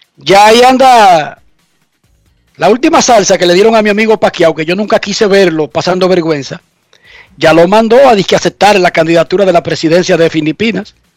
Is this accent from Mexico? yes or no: no; Dominican Republic; en mi país, República Dominicana